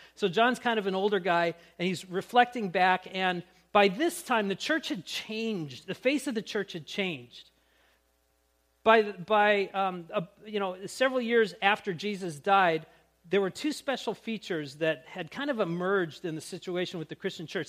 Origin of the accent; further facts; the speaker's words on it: Grand Forks, North Dakota, United States; when I was growing up in Grand Forks